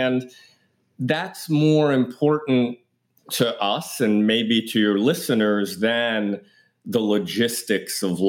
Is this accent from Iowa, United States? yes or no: no; New York City, New York, United States; I grew up in Greenwich Village in Manhattan